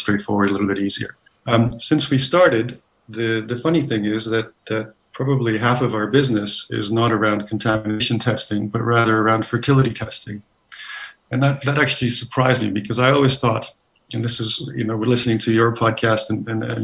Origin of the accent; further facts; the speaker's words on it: Canada; moved away as an adult; now in London, United Kingdom; I'm Canadian, not from the south of us. I moved to the UK about 20 odd years ago